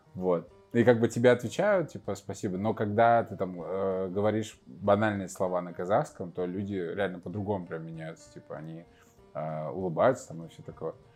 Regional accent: Chuvashia, Russia; now in Kazakhstan; я из Чувашской республики

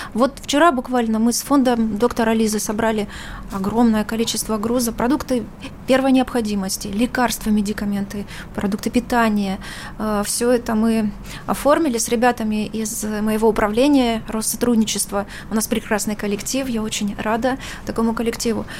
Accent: Ukraine; also born or lived in Russia; Я сама украинка

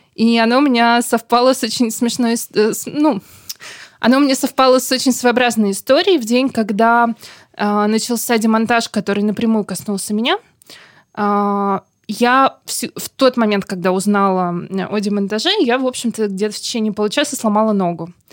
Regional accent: Saint Petersburg, Russia; Я родилась и выросла в Санкт-Петербурге

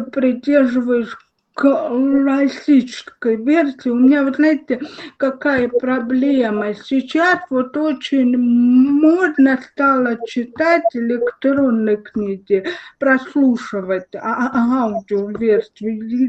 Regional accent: Russia; у нас в России

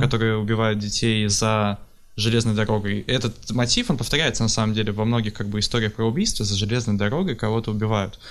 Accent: Pavlodar, Pavlodar Region, Kazakhstan; Я из Павлодара, это в Казахстане

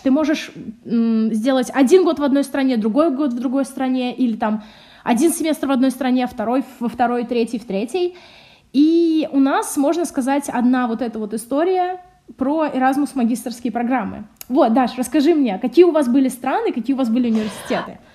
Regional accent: Samara, Samara Oblast, Russia; moved away as an adult; я вообще из Самары сама

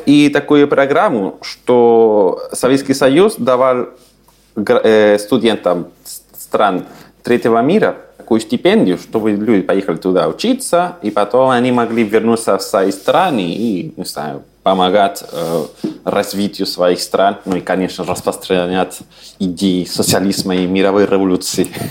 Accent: Santiago, Santiago Metropolitan Region, Chile; first language Spanish; Russian is a second language; moved away as an adult; also born or lived in Saint Petersburg, Russia; now in Vienna, Austria; Я родился в Чили, э, в столице, это Сантьяго

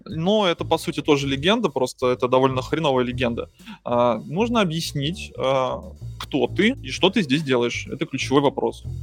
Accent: Moscow, Russia; moved away; я из Москвы

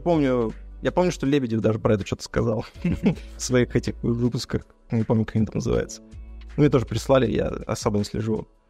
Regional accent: Izhevsk, Udmurtia, Russia; в э, моем родном городе, ну, в нашем, в Жене родном городе, в Ижевске

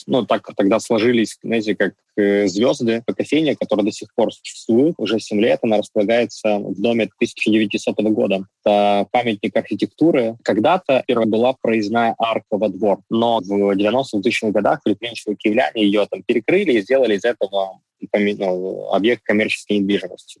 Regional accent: Donetsk, Donetsk Oblast, Ukraine; moved away as an adult; now in Kyiv, Ukraine; Я сам родился и вырос в Донецке. С 14 года а, я живу в Киеве.

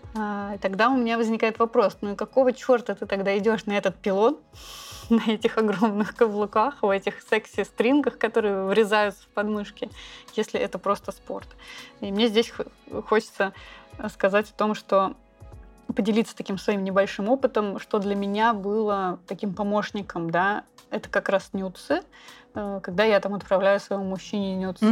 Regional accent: Saint Petersburg, Russia; now in Bali, Indonesia; мы обе из Санкт-Петербурга

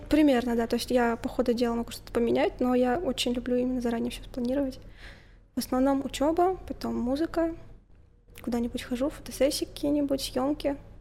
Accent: Tutayev, Yaroslavl Oblast, Russia; moved away as an adult; now in Yaroslavl, Russia; Я же из а, Тутаев

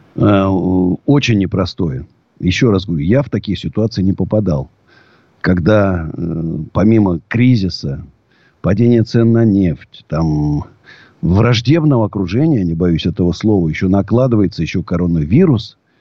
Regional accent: Moscow, Russia; я даже не россиянин, я москвич. Вот. Знаешь, потому что могу жить только в Москве

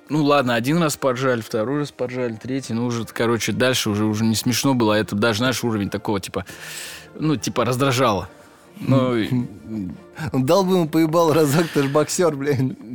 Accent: Russia; Я говорю, брат, нет, я татарин

